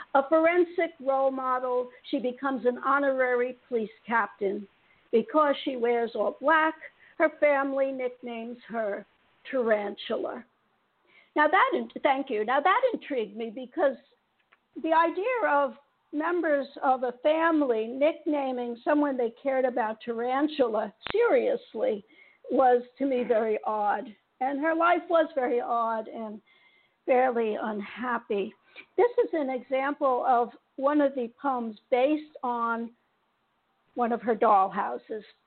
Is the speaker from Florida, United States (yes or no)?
no; New York City, New York, United States; I grew up in Queens, in New York City